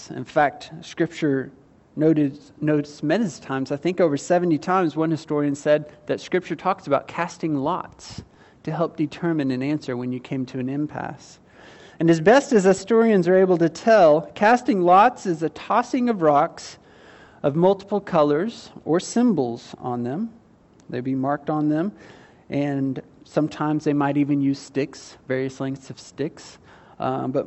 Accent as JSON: {"language": "English", "country": "United States", "tie": "born or raised there", "said": "I was born and raised in the United States."}